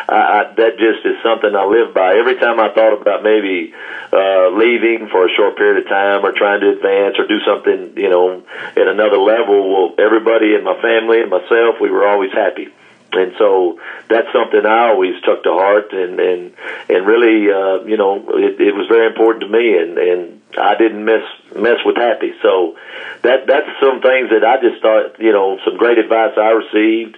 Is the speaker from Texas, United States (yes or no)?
yes; Burkburnett, Texas, United States; also born or lived in Wichita Falls; I'm from Burke Burnett, and it's the only place I've ever coached.